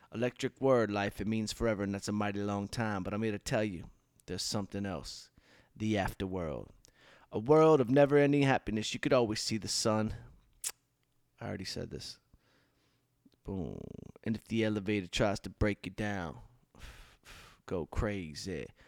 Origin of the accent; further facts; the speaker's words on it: Southfield, Michigan, United States; growing up outside Detroit in Southfield